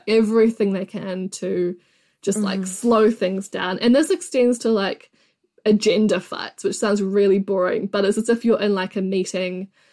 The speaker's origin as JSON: {"language": "English", "country": "New Zealand", "said": "I'm from New Zealand"}